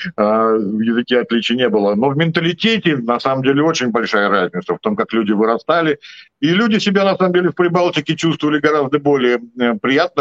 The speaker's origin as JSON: {"language": "Russian", "region": "Saint Petersburg", "country": "Russia", "tie": "born or raised there"}